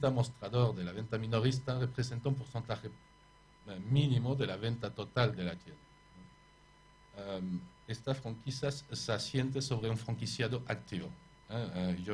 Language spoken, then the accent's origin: Spanish; Paris, Île-de-France, France; born there; accent: French; Spanish is a second language; moved away; Sí, de París, sí. Nacido en París.